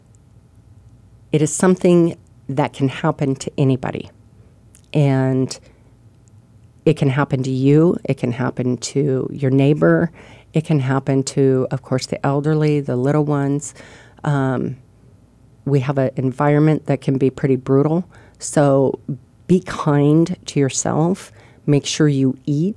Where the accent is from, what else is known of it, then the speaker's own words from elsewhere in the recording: Arizona, United States; moved away as an adult; also born or lived in Ohio; I grew up here, and I lived here. I didn't move away from Arizona until I was 26